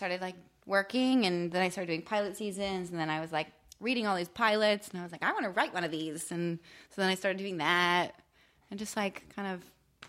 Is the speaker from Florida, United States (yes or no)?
no; Benton, Pennsylvania, United States; Until the age of 12, I lived in this little town called Benton.